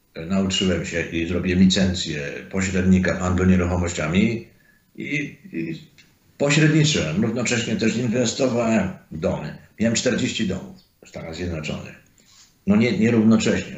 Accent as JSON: {"language": "Polish", "town": "Zakopane", "region": "Lesser Poland", "country": "Poland", "also_born_or_lived": "United States", "moved": "as an adult", "said": "pochodzę z Zakopanego"}